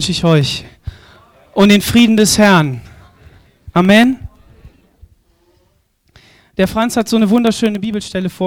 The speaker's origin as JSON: {"language": "German", "region": "Southern Germany", "country": "Germany", "said": "Wir als Süddeutsche, ne? nördliche Südländer, wir haben doch gar keine Ahnung von der Brandung."}